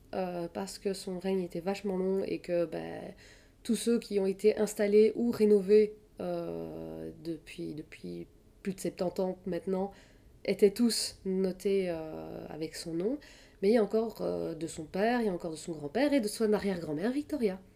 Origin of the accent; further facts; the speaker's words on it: Belgium; moi, je suis belge, donc ça veut dire que je regardais Place Royale tous les dimanches